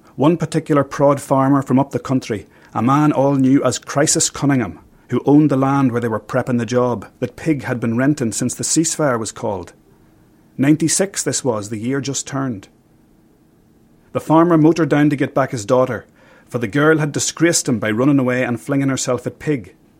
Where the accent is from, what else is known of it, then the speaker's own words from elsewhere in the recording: County Armagh, Northern Ireland, United Kingdom; I grew up in County Armagh